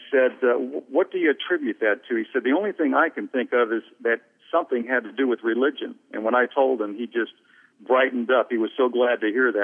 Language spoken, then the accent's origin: English; Detroit, Michigan, United States; We grew up in the Detroit area